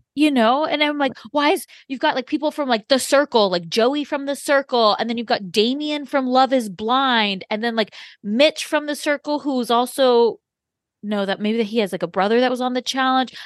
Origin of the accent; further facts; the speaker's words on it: Orange County, California, United States; I'm from Orange County